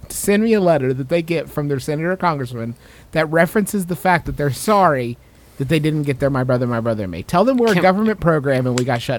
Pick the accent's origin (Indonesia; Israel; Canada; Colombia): Canada; We are from Canada, so we don't know many of your ways.